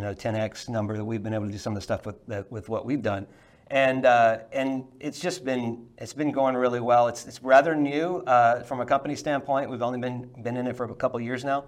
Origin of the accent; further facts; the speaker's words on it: Louisiana, United States; I grew up in Louisiana